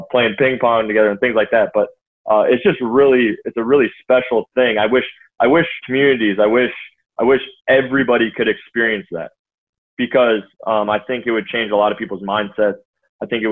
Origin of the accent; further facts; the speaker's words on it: Minnesota, United States; I was born here, I was raised here, I went to college here, I played in the NFL here, I've never left Minnesota